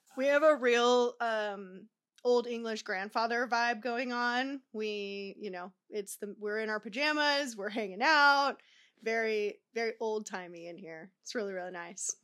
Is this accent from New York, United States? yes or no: no; Tucson, Arizona, United States; now in Southern California, United States; I live in Cal, uh, Southern California, but I'm originally from Arizona.